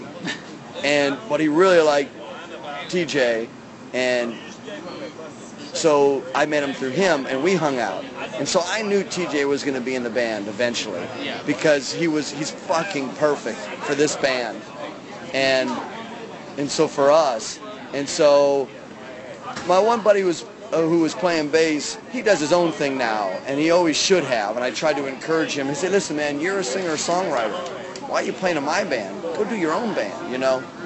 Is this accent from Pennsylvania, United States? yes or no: yes; Pennsylvania, United States; also born or lived in Baltimore, Maryland / Charlotte, North Carolina; now in St. Petersburg, United States; I'm from north, way north of Pittsburgh, but I'm from Pennsylvania originally